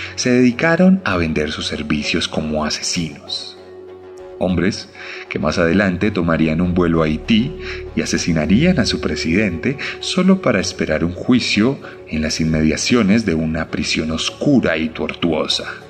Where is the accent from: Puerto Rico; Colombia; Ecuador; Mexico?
Colombia; Como colombiano